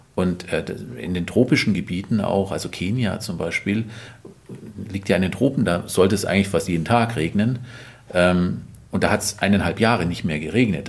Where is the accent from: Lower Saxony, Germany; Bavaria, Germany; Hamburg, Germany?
Bavaria, Germany; Allgäu; ich komme aus dem Allgäu und da bin ich aus meiner Kindheit viel Schnee gewohnt